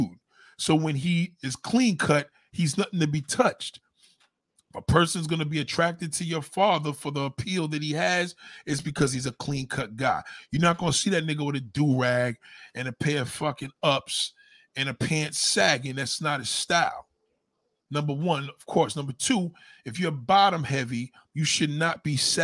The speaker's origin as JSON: {"language": "English", "region": "New York", "country": "United States", "said": "As a New Yorker, we're born this way"}